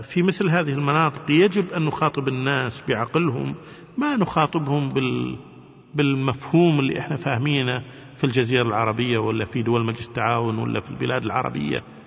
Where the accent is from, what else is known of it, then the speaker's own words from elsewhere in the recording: Kuwait; احنا من الكويت